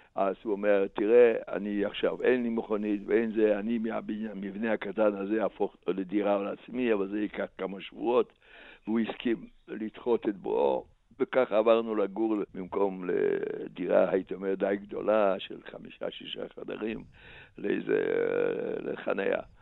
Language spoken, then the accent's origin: Hebrew; a small town in eastern Slovakia, Slovakia; Hebrew is a second language; moved away as an adult; also born or lived in Košice; now in Israel; אני נולדתי וגדלתי בעיירה קטנה במזרח סלובקיה